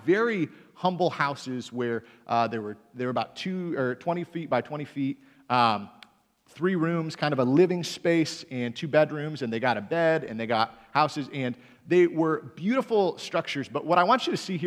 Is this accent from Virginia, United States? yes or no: no; Michigan, United States; moved away; also born or lived in Greenville, Michigan; I'm from Michigan originally